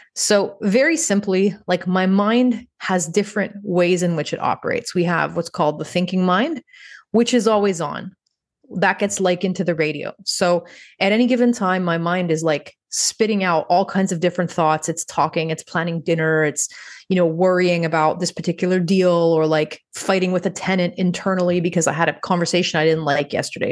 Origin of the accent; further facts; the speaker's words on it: Montreal, Quebec, Canada; moved away as an adult; when I moved back to my hometown, which is Montreal, Canada